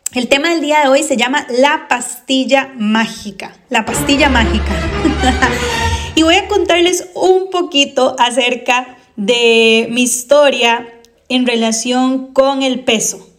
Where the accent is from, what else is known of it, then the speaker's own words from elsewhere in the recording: Costa Rica; yo soy de Costa Rica y aquí en Costa Rica ya no las vendían más